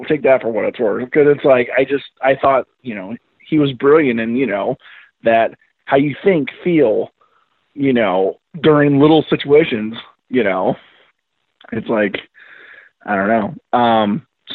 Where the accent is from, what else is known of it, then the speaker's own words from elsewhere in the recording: Pleasant Plains, Illinois, United States; I'm from Pleasant Plains. So I'm near Springfield